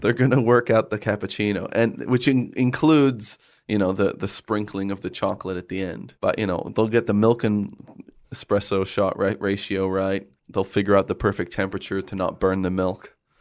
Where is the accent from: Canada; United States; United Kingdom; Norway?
Canada; I grew up in Canada